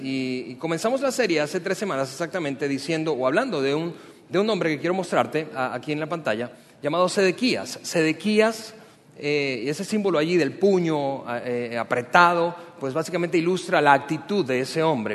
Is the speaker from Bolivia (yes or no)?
no; Venezuela; now in Mexico; También soy venezolano